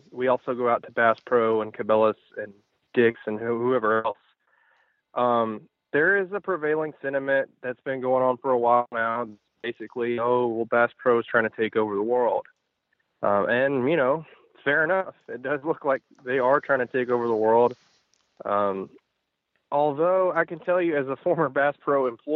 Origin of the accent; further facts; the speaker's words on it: Tennessee, United States; we grew up in Tennessee fishing Kentucky Lake